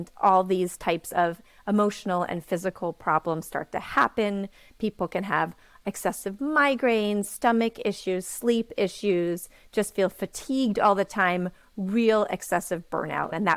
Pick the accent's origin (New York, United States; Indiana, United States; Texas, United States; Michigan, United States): New York, United States; New York City; I am from New York City.